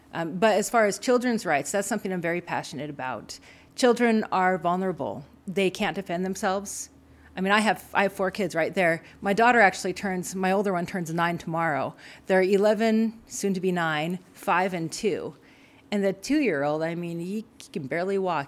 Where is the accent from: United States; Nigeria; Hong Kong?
United States; Frenchtown, Montana; So I'm from Montana. I'm, you know, proudly raised here, grew up in French Town